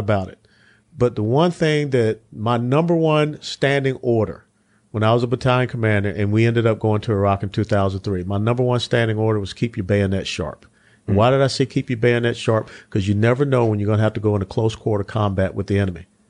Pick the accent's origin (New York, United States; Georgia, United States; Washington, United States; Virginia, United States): Georgia, United States; Atlanta; Hughes Spaulding Hospital in Atlanta, Georgia. I grew up in the Old Fourth Ward